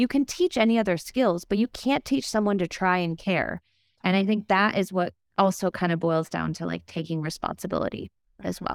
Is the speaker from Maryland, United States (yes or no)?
no; Minnesota, United States; I'm a Midwesterner